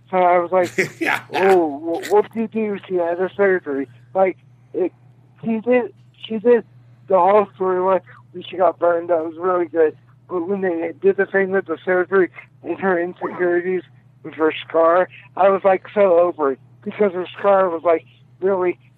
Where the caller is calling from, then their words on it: Texas, United States; from Texas.